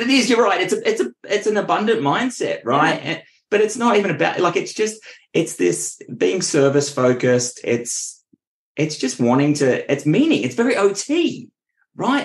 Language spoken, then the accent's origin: English; Richmond, Australia; moved away as an adult; now in Central Coast, Australia; I grew up in Richmond, which is nowhere near the beach.